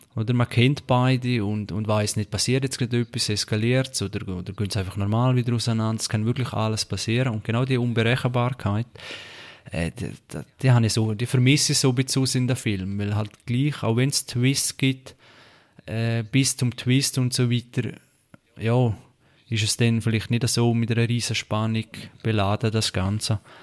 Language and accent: German; Switzerland; bei uns in der Schweiz